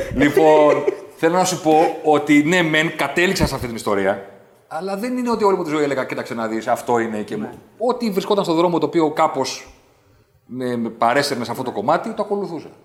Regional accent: Athens, Attica, Greece; also born or lived in Vari, Attica; Εγώ άλλαξα σχολείο το 88-89, φύγαμε από τα Πετράλωνα και πήγαμε στα Νότια

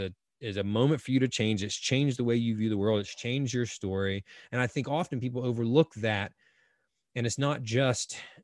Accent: North Carolina, United States; I grew up Carolina on the East Coast, and North Carolina has beautiful beaches as well.

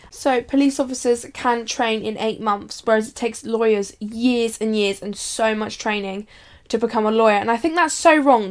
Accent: United Kingdom

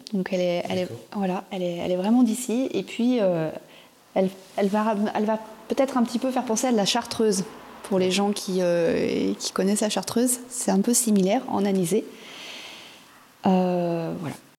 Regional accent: Auvergne-Rhône-Alpes, France; moved away as an adult; now in Cap Sizun, France; nous on est originaire de Rhône-Alpes

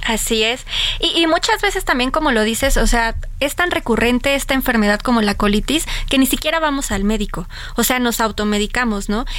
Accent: Mexico; como mexicanos

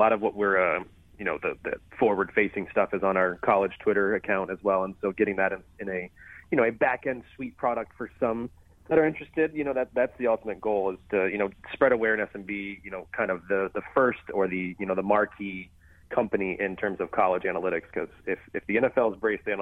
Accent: Florida, United States; moved away as an adult; also born or lived in Columbus; now in Cincinnati, United States; I've been in Florida the majority of my life

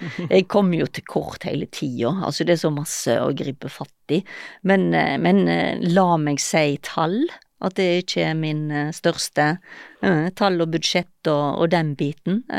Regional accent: Gaza Strip, Palestine; Ja, jeg kommer fra Gaza, så.

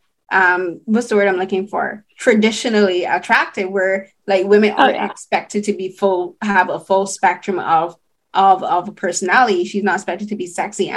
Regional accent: Barbados; growing up in Barbados, like, we saw the Calvin Klein ads in, like, the local Cave Shepherd

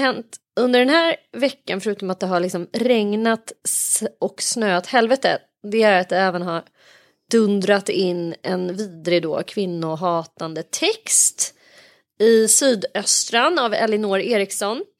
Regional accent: Sweden; vi som liksom är infödda svenskar

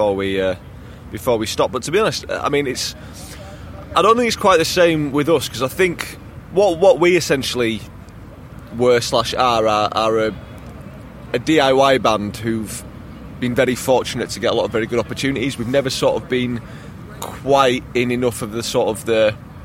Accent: Yorkshire and the Humber, United Kingdom; I'm the only true Yorkshireman in my family

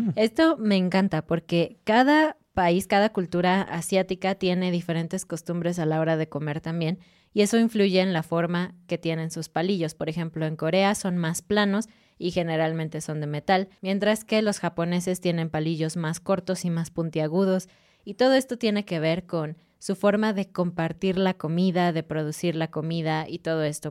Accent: Mexico; como mexicana

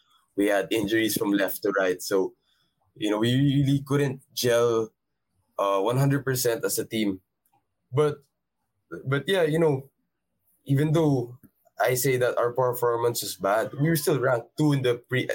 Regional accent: Philippines

